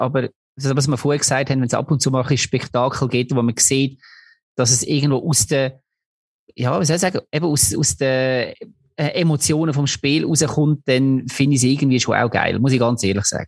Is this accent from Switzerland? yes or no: yes; Switzerland; als Schweizer